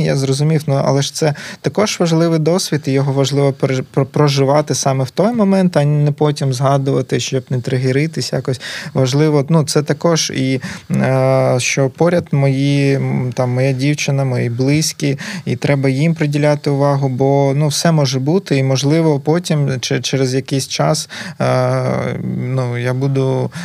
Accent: Berdiansk, Zaporizhzhia Oblast, Ukraine; moved away as an adult; also born or lived in Kharkiv; now in Lviv, Ukraine; ментально все одно завжди себе відчував бердянцем

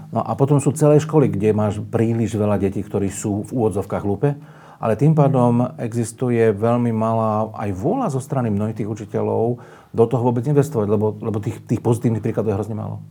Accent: Bratislava, Bratislava Region, Slovakia; moved away; ja som tiež z Bratislavy, celý život som prežil v Bratislave alebo mimo Slovenska.

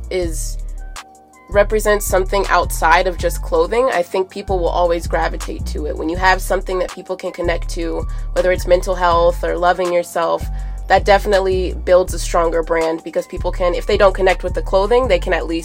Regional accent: Ohio, United States; also born or lived in Los Angeles / San Diego; now in Colorado, United States; I am from Ohio originally. Um, I was born in LA.

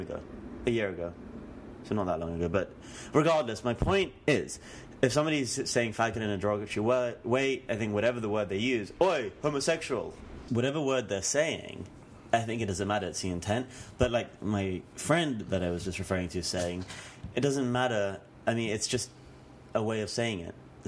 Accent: United Kingdom; now in New York, United States; Being British

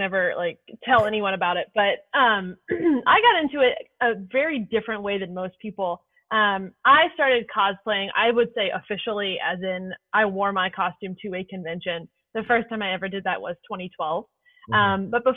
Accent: Louisville, Kentucky, United States; I'm from Louisville, Kentucky

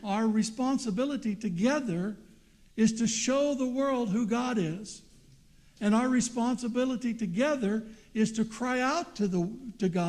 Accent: United States; I'm not an American, although I was born there

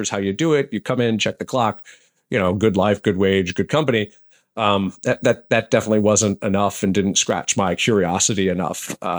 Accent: Allentown, Pennsylvania, United States; Growing up in Allentown, I knew Air Products and Chemicals that had an engineering bent.

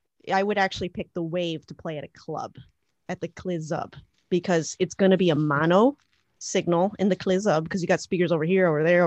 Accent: Chicago, Illinois, United States; well, I'm from Chicago and I want to go to the beach right now.

